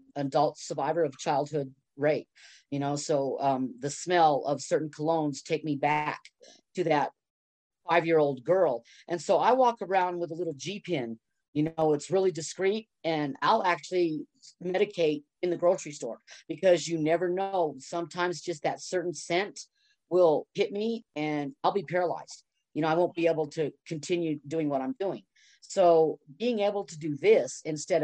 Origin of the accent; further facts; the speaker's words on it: Texas, United States; moved away as an adult; I was moved to Texas when I was 5 and moved back in my 30s